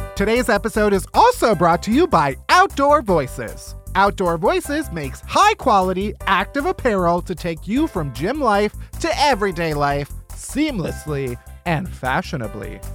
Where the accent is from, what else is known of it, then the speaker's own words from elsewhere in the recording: Chicago, Illinois, United States; I'm from Chicago